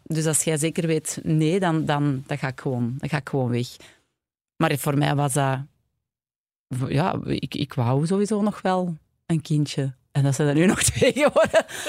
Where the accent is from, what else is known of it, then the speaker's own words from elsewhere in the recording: Mortsel, Flanders, Belgium; now in Antwerp, Belgium; ik ben zelf afkomstig van Mortsel en ik ben wel altijd al vanaf de eerste kleuterklas in Antwerpen naar school gegaan